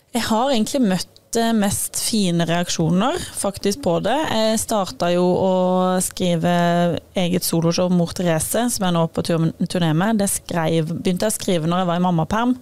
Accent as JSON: {"language": "Norwegian", "area": "Sørlandet", "region": "Southern Norway", "country": "Norway", "said": "Jeg er jo fra Sørlandet"}